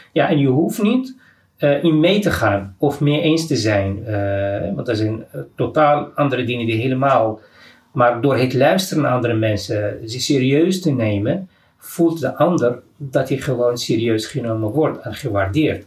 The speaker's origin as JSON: {"language": "Dutch", "country": "Morocco", "moved": "yes", "lives_now": "Amsterdam, Netherlands", "said": "uit Marokko"}